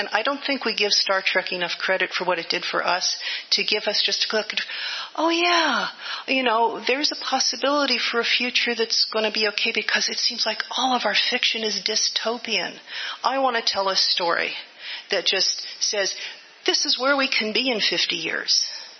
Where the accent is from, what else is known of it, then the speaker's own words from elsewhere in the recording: Livermore, California, United States; I grew up in Livermore. Our father was a nuclear physicist in Livermore.